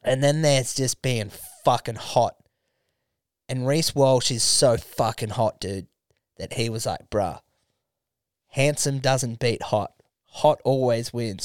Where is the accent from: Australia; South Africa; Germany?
Australia; as an Australian